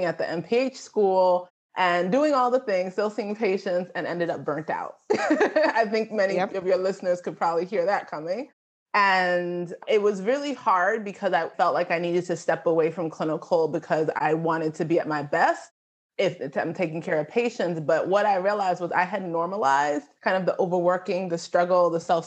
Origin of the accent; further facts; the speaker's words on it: New York, United States; I am a New Yorker. I'm the daughter of Nigerian immigrants